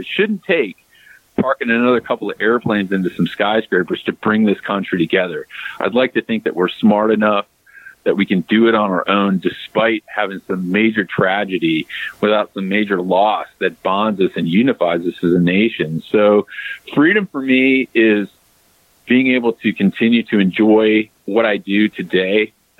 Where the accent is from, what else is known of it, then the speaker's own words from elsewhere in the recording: United States; And just like you, I am unapologetically American, John. I make no bones about that.